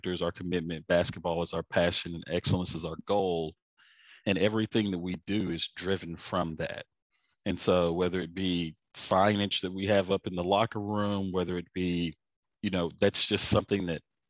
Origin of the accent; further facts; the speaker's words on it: Lonoke, Arkansas, United States; moved away as an adult; now in Houston, United States; Well, I'm from Arkansas. It's where I'm from originally, a small town called Lone Oak, about 4,000 people. It's actually the minnow capital of the world